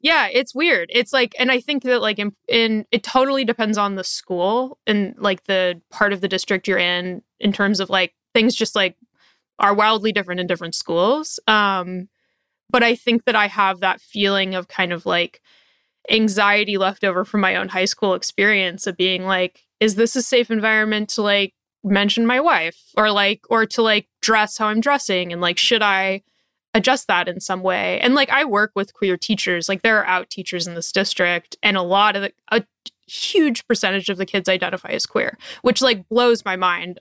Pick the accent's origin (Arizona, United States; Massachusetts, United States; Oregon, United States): Oregon, United States; Portland; I live in Portland, Oregon, and, um, I grew up in Portland, but I grew up in the suburbs